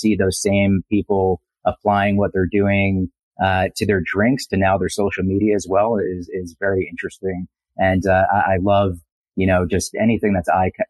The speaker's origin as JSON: {"language": "English", "region": "New Jersey", "country": "United States", "said": "I'm from New Jersey"}